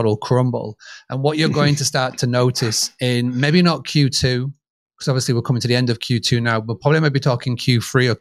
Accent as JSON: {"language": "English", "country": "United Kingdom", "accent": "British", "said": "my British accent"}